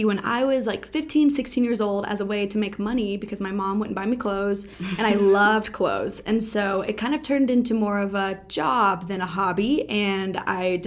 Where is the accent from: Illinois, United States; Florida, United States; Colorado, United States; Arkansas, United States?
Arkansas, United States; Northwest; also born or lived in Jonesboro, Arkansas; I'm from Jonesboro, Arkansas. I don't claim Jonesboro, Arkansas. I claim Northwest Arkansas. Went to school, high school there.